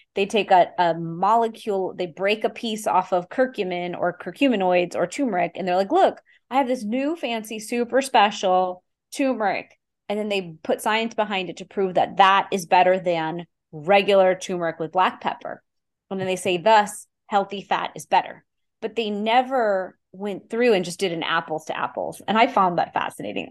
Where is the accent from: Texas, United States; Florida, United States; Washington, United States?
Texas, United States; Houston; I grew up in Houston, Texas, eh, to an immigrant family